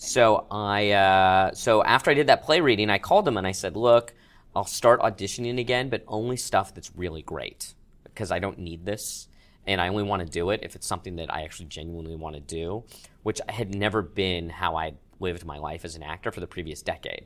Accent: Manhattan Beach, California, United States; growing up in Manhattan Beach, I didn't have any sort of Jewish identity

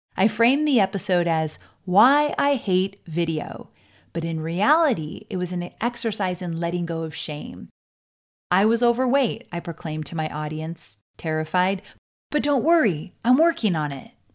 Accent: Orange County, California, United States; Growing up in Orange County, California, I experienced a childhood that was so all-American

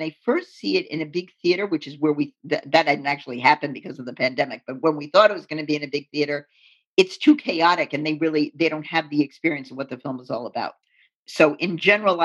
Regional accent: New York City, New York, United States; I'm from New York City

